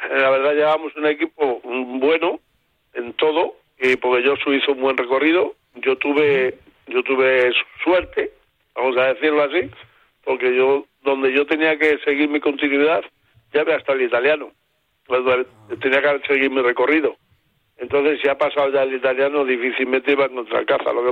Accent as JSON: {"language": "Spanish", "region": "Extremadura", "country": "Spain", "said": "Pues yo soy extremeño."}